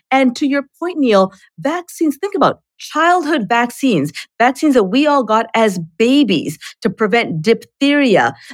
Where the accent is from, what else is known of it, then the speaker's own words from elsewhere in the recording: Canada; and I'm Canadian, so I got smallpox in Canada.